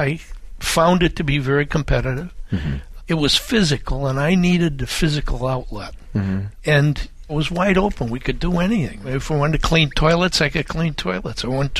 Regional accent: Adrian, Michigan, United States; Grew up in Adrian, Michigan. Born in Marfa, Texas. And then after World War II, we moved to Adrian, Michigan.

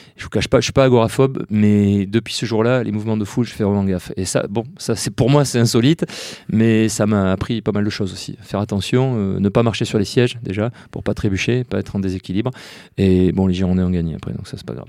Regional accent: Bordeaux, Nouvelle-Aquitaine, France; on a tous grandi là-dedans. Je veux dire, euh, moi le premier, j'ai eu 47 ans il n'y a pas longtemps, j'y vais depuis que j'ai 6 ans dans ce stade

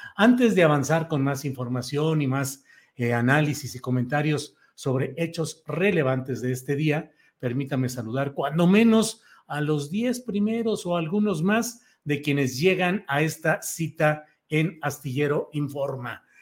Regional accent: San Luis Potosí, Mexico; also born or lived in Torreón, Coahuila; aunque no nací ahí, nací en Torreón, Coahuila, pero desde los 10 años de edad, 9 años llegué, entré a tercero de primaria en San Luis Potosí

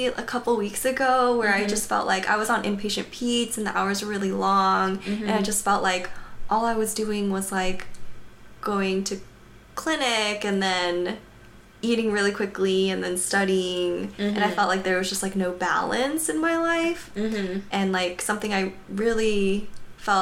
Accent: Atlanta, Georgia, United States; moved away; I'm from Atlanta

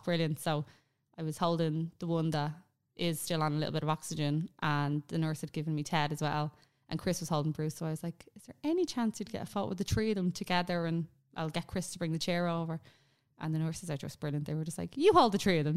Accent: Ireland; we're Irish. It's our mentality.

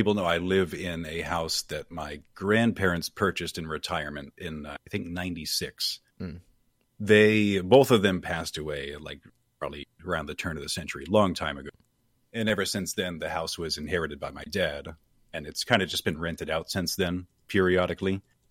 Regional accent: Maine, United States; moved away as an adult; now in Florida, United States; I'm from Maine. I live in Florida now for the past year.

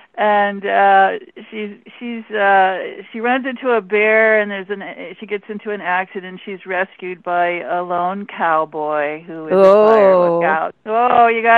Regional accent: Alaska, United States; not, because I'm from Alaska.

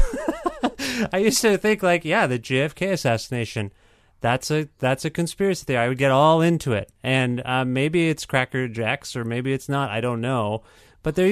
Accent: Canada; I'm not an American. I'm Canadian.

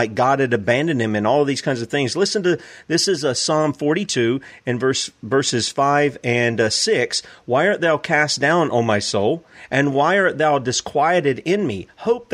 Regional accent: the South, United States; I'm from the South.

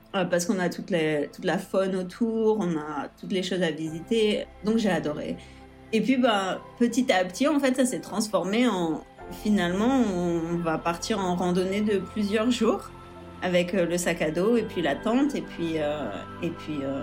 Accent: Nice, Provence-Alpes-Côte d'Azur, France; moved away as an adult; also born or lived in Florida, United States / Idaho, United States; now in Anchorage, United States; Je suis originaire de Nice en France et euh, j'habite aux États-Unis, ça va faire bientôt 9 ans

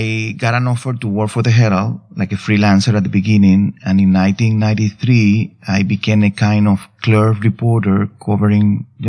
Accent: Cuba; English is a second language; now in New York, United States; I grew up in Cuba

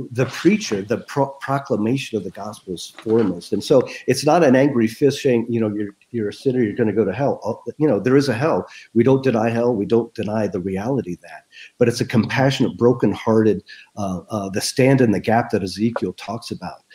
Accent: United States; as an American

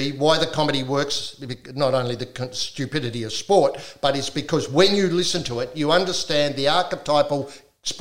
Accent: South Australia, Australia; I grew up in South Australia

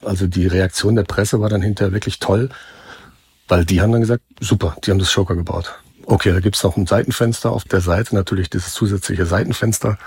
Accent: North Rhine-Westphalia, Germany; moved away; ich komme aus Westfalen ursprünglich

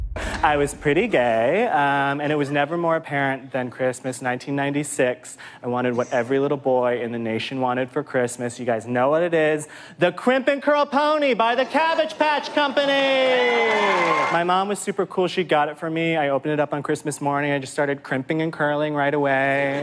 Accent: Midwest, United States; growing up in the Midwest with this face and that family

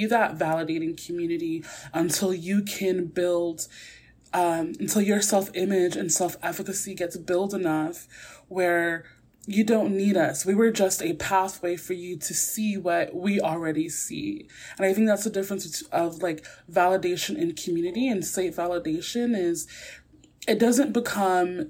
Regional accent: New York City, New York, United States; I'm also from Brooklyn. I'm going to drop my G sometimes.

